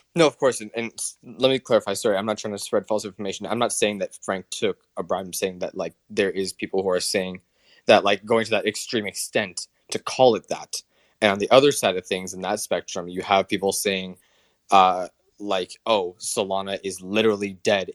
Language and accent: English; Canada; all my fellow Canadians